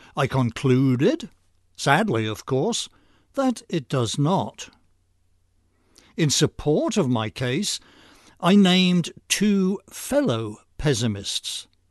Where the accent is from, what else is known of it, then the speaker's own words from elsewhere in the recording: United States; I'm an American